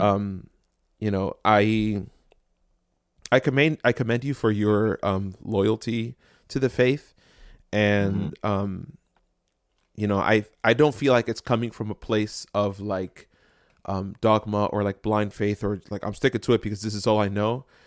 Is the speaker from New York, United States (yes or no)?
no; Jersey City, New Jersey, United States; I grew up in Jersey City